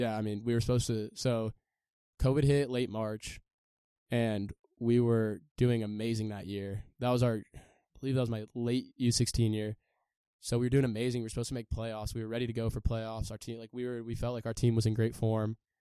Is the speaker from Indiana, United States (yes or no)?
no; San Diego, California, United States; I'm from San Diego, California